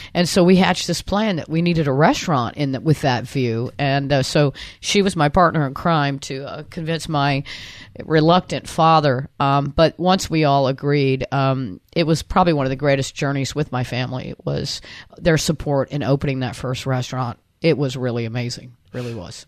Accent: Anna Maria, Florida, United States; also born or lived in Ybor City, Tampa, Florida / Limassol, Cyprus; when I was uh, in elementary school, we moved to Anna Maria Island

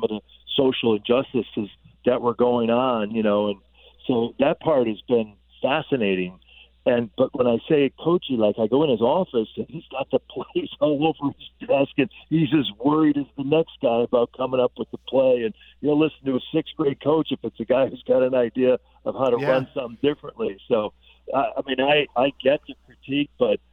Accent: Chicago, Illinois, United States; in our town in Chicago where we grew up, and I grew up in Illinois

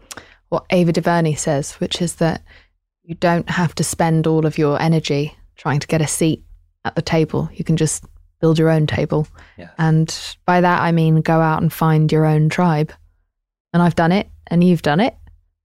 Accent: England, United Kingdom; You know, I'm English.

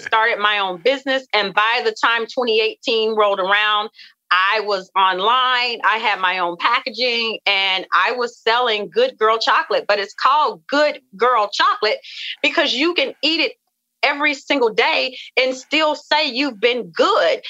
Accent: the South, United States; I come from the South and we come from you know a family of just rich cooking rich foods

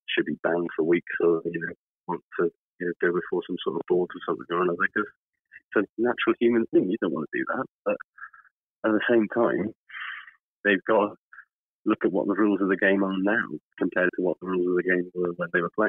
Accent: Wales, United Kingdom; I am, as a Welsh person and a pessimistic person, I'm already dreading it.

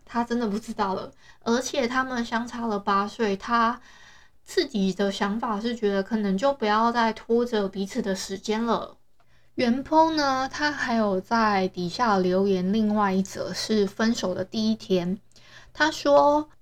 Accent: Hualien, Hualien County, Taiwan; 我是花莲的人

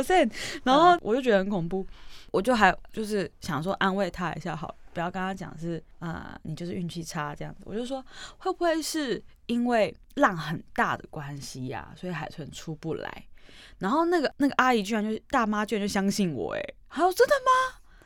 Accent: Taiwan; 我们是海的子民啊，我们是嗯。台湾人嘛嗯，岛国啊

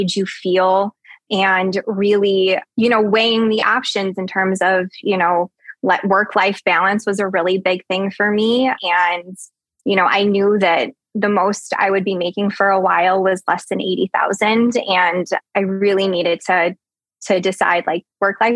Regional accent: Chicago, Illinois, United States; I'm from Chicago, Illinois

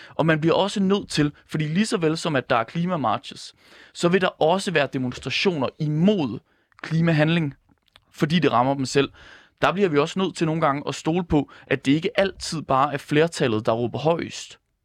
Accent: Ringkøbing-Skjern Municipality, Central Denmark Region, Denmark; nu er jeg selv fra Ringkøbing Skjern Kommune

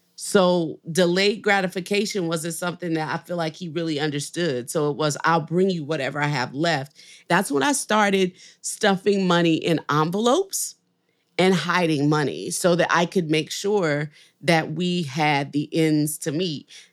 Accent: New Orleans, Louisiana, United States; now in Nashville, United States; I'm from New Orleans

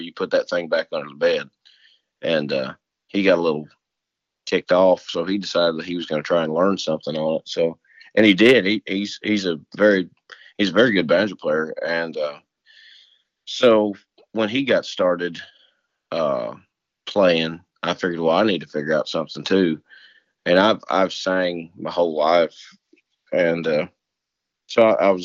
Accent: Jefferson County, Missouri, United States; I'm from Missouri. I'm from the county under St. Louis County

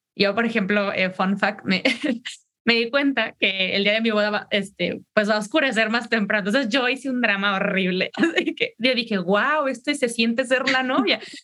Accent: Mexico; yo soy mexicana

